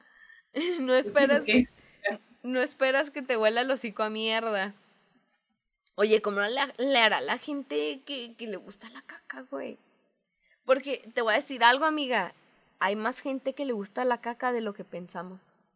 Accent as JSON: {"language": "Spanish", "country": "Mexico", "said": "soy mexicana"}